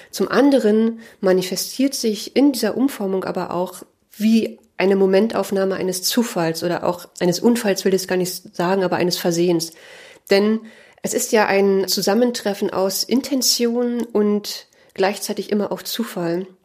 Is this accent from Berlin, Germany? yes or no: yes; Berlin, Germany; born there; now in Leipzig, Germany; Ich wurde 1980 in Ostberlin geboren. Ich bin 2003 zum Studium nach Leipzig gekommen.